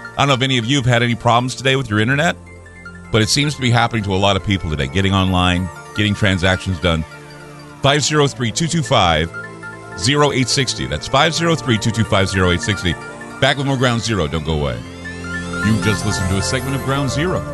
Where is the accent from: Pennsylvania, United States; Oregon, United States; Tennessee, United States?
Oregon, United States; my home state of Oregon